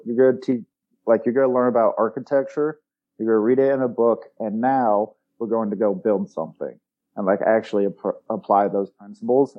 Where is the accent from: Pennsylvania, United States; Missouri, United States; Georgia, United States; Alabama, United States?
Missouri, United States; Springfield; I'm from Springfield, Missouri. Born and raised there